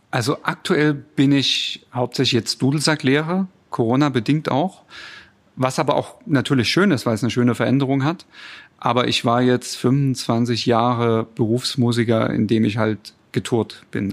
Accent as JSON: {"language": "German", "town": "Chemnitz", "region": "Saxony", "country": "Germany", "also_born_or_lived": "Rhine-Main area, Hesse", "moved": "yes", "lives_now": "Dresden, Germany", "said": "Ich stamme ursprünglich aus Chemnitz, bei Chemnitz und äh, bin dann irgendwann nach Hessen gezogen und dann nach Dresden"}